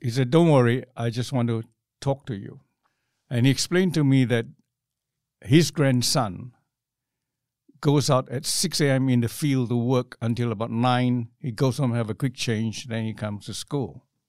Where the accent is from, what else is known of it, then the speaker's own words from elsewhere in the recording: Johor, Malaysia; moved away as an adult; also born or lived in London / Hong Kong; now in Australia; growing up in Malaysia in those days was pretty good because there was no class distinction as I was growing up in, in the village where I grew up